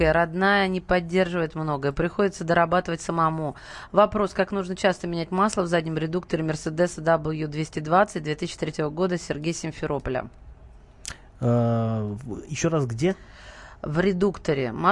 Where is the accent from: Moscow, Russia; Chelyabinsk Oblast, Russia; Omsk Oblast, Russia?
Moscow, Russia; Я москвич, 52 года.